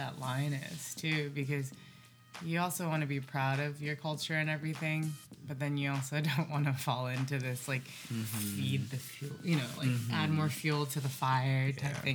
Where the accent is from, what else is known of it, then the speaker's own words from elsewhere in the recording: Eastern Washington, United States; I grew up in Eastern Washington.